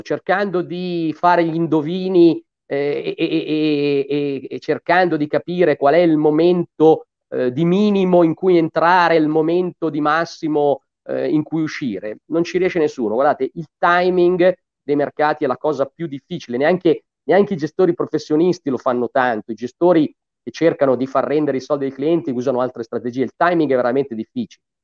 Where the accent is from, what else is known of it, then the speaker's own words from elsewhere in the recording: Gallarate, Lombardy, Italy; also born or lived in Cagliari / Milan; io sono di Gallarate